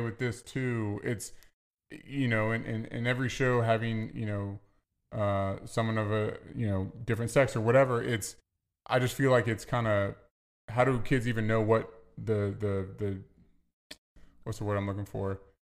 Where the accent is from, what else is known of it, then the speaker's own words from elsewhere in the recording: Virginia, United States; I'm from the South, I say, "Yes, ma'am, yes, sir."